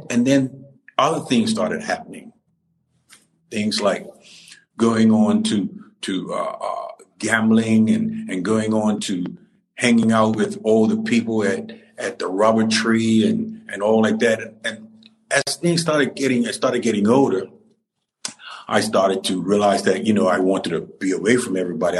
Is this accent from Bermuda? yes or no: yes; Cedar Hill, Warwick, Bermuda; I grew up at Purvis in Cedar Hill, Warwick, at Purvis School, and I went to school there